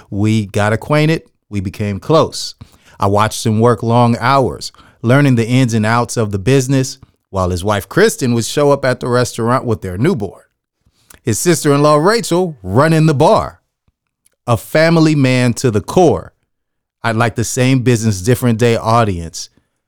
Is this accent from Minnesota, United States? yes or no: no; San Jose, California, United States; You know, I grew up in San Jose.